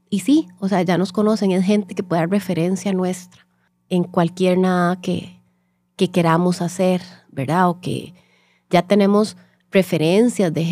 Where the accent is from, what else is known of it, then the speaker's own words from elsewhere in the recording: Costa Rica; Entonces, eh, nosotros somos las ticas